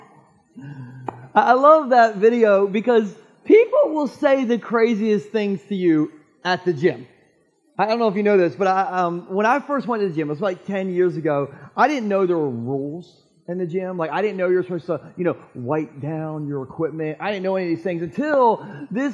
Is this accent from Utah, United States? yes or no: no; Gumboro, Delaware, United States; my hometown of Gumboro